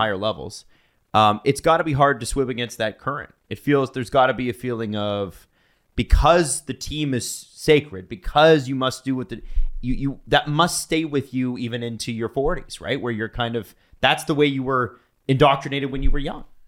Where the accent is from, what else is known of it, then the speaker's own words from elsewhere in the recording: Canada; us as Canadians